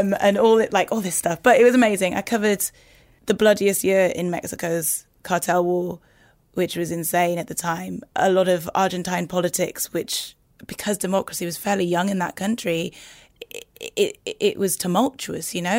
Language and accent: English; Newcastle upon Tyne, North East England, United Kingdom; moved away as an adult; Growing up in Newcastle